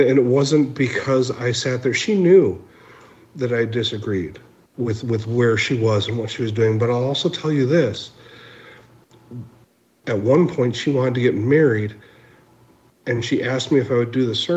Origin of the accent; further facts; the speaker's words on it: Minneapolis, Minnesota, United States; also born or lived in Pine Ridge, South Dakota; I'm originally from the South Side. If you saw the riots were in the neighborhood that I grew up in.